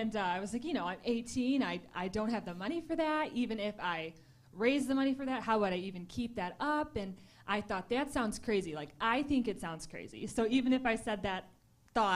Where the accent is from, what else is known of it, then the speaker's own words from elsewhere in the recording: Michigan, United States; moved away as an adult; also born or lived in Tulsa, Oklahoma; I grew up here in Michigan, and then I moved away when I was 18 to Tulsa, Oklahoma to go to school